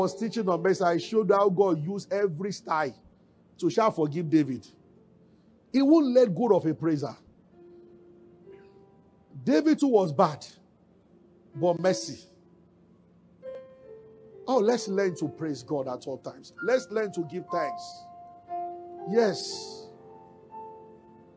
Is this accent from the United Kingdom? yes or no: no; Nigeria; we are from Nigeria, but we are not poor